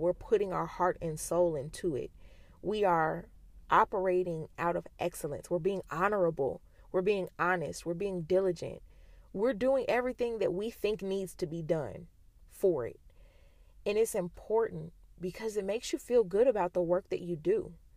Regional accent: United States; being an American

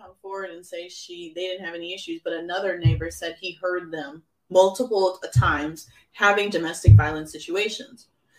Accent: United States; as an American citizen

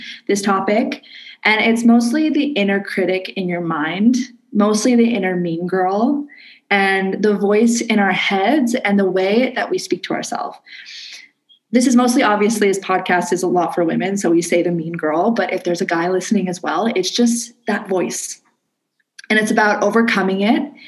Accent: Canada; now in Indonesia

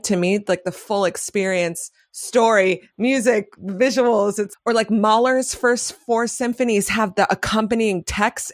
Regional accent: New York City, New York, United States; I grew up in Manhattan.

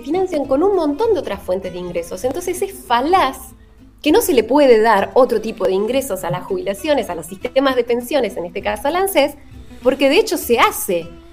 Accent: Argentina; en el caso de Argentina

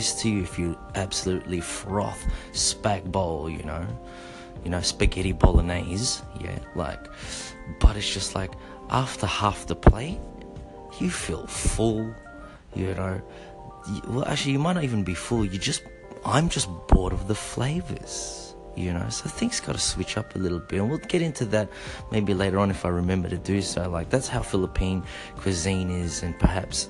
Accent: Melbourne, Victoria, Australia; accent: Aussie; also born or lived in Osaka, Japan; when you hail from Melbourne, Victoria, Australia, not Melbourne, Florida

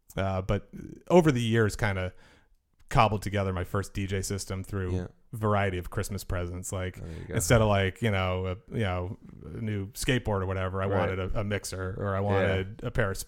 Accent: Milton, Massachusetts, United States; So I grew up in Milton, Massachusetts, just south of Boston.

